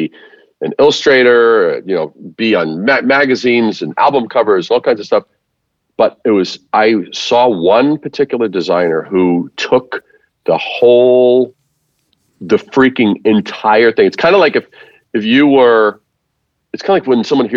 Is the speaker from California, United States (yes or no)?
no; New York, United States; growing up in New York